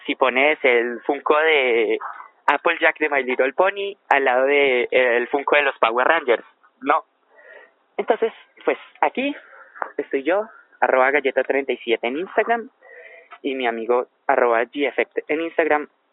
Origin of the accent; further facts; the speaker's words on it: Colombia; nuestro caso es Colombia